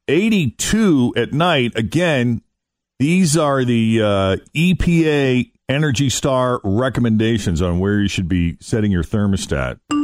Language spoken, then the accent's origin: English; Massachusetts, United States; I was in my home state of Massachusetts